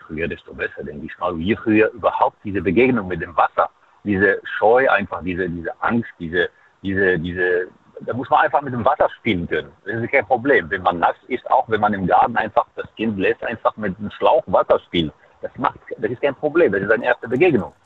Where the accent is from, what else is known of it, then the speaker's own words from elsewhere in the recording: Fes, Fès-Meknès, Morocco; German is a second language; now in Saarland, Germany; ich bin geboren in Marokko, deswegen in Fes